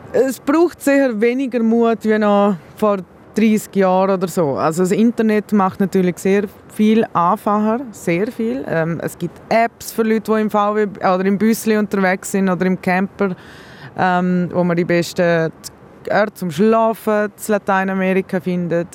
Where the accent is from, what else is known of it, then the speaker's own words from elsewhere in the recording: Liechtenstein; ich bin Liechtensteinerin